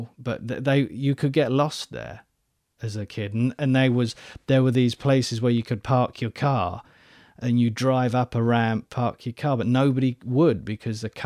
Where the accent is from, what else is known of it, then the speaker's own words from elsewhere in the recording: London, United Kingdom; moved away; I'm from the very crust of West London, and very close to Uxbridge